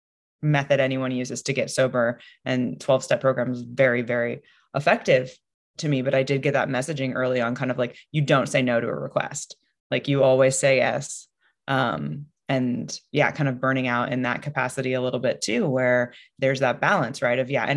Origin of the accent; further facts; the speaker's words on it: Northwest, United States; I'm from the Northwest, so I like to get outside.